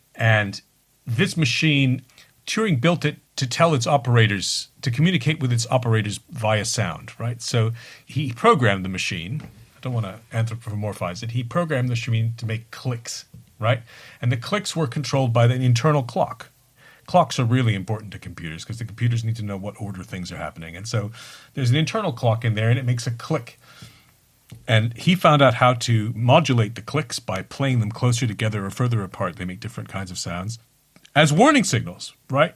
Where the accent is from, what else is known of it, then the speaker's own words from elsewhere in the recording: United Kingdom; I'm too British.